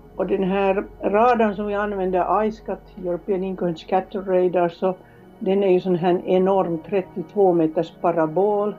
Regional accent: Helsinki, Uusimaa, Finland; moved away as an adult; also born or lived in Kiruna, Sweden; now in Sweden; Jag är från Helsingfors

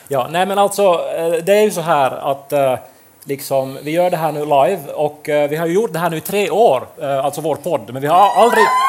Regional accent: Pedersöre, Ostrobothnia, Finland; moved away as an adult; also born or lived in Turku; vi är ju då från eh, Pedersöre där det inte går att bussar överhuvudtaget

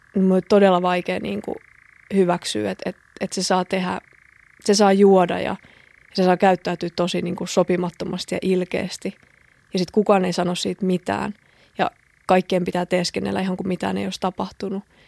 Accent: a small town in southern Finland, Finland; mä oon kotoisin eteläsuomalaisesta pikkukaupungista

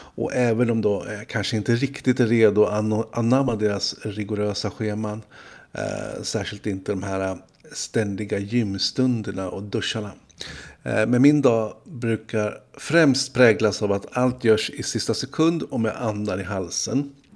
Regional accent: Stockholm, Stockholm County, Sweden; oss stockholmare

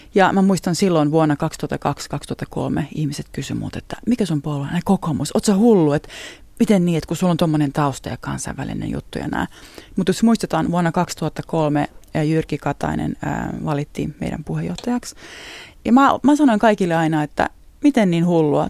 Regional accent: Utti, Kymenlaakso, Finland; moved away as an adult; also born or lived in Sarajevo, Bosnia and Herzegovina; now in Bosnia and Herzegovina; mä oon Utista tosiaan kotosin

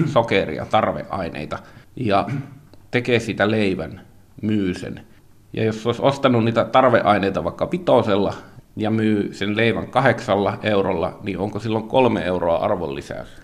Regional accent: Finland; minä olen kotoisin savupiippukaupungista

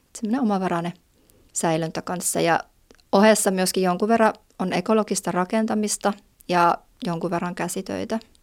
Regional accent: Jyväskylä, Central Finland, Finland; moved away as an adult; now in Valtimo, Finland; ihan alun alkaen on Jyväskylästä, ja, mutta muutin heti lukion jälkeen sieltä pois

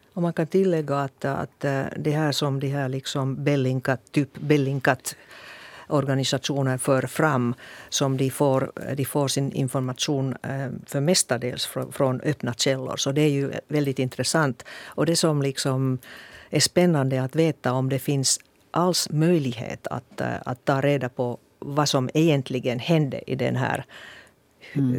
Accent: Finland; jag är en blåögd finsk politiker

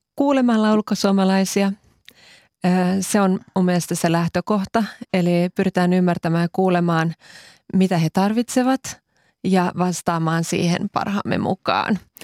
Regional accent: Finland; moved away as an adult; also born or lived in Cyprus; 19 vuotta asuin Kyproksella, josta palasin tosiaan kaksi vuotta sitten Suomeen

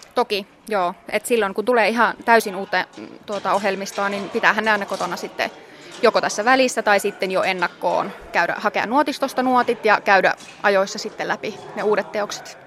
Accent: Oulu, North Ostrobothnia, Finland; mä oon Oulusta kotoisin ja äiti ja isä huomasi, että mä, mä oon musikaalinen pienenä

